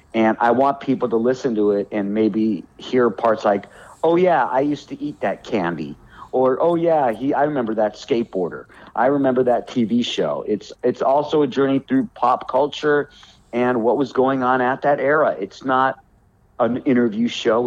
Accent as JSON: {"language": "English", "town": "Los Angeles", "region": "California", "country": "United States", "tie": "born or raised there", "moved": "as an adult", "lives_now": "North Carolina, United States", "said": "My town is Hollywood"}